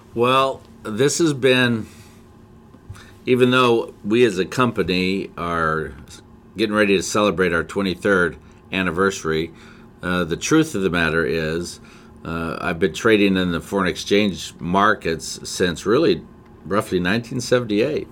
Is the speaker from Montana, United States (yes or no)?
yes; Whitefish, Montana, United States; I was born in Whitefish, Montana